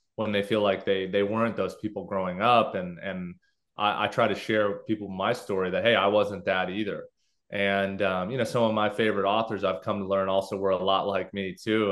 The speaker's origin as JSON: {"language": "English", "town": "Los Angeles", "region": "California", "country": "United States", "tie": "born or raised there", "said": "I grew up in Los Angeles, uh, you know, Southern California"}